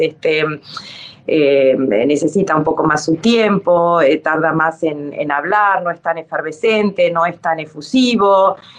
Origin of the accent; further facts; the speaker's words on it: Dominican Republic; moved away; also born or lived in Argentina / Ecuador / Italy; soy argentina o porque viví en Ecuador o porque crecí en la República Dominicana